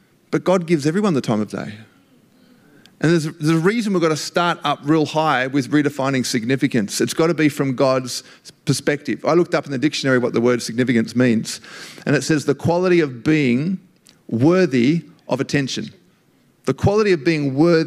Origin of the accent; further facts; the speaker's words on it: Australia; being Australian